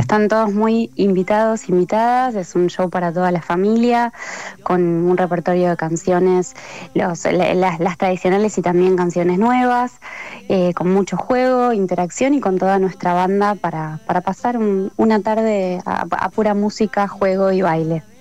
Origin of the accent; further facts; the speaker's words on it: Buenos Aires Province, Argentina; yo soy del conurbano bonaerense